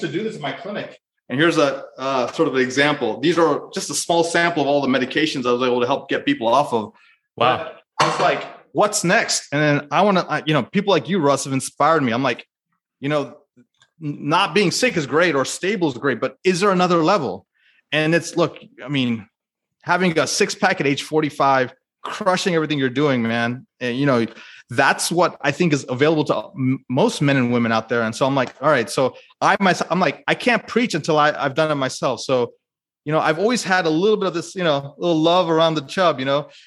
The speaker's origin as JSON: {"language": "English", "country": "United States", "said": "as an Indian American"}